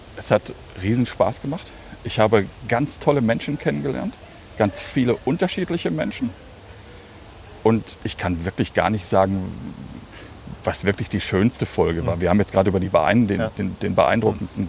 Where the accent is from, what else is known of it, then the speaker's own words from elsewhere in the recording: Hagen, North Rhine-Westphalia, Germany; moved away; in meiner Heimatstadt Hagen, ah. also in meiner alten Heimatstadt Hagen